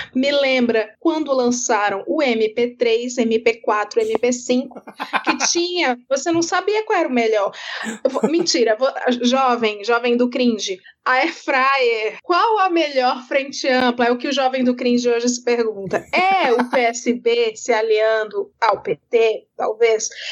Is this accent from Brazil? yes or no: yes; Ceará, Brazil; moved away; Eu sou cearense, fui. De, morei muito tempo num estado governado pela família Ferreira Gomes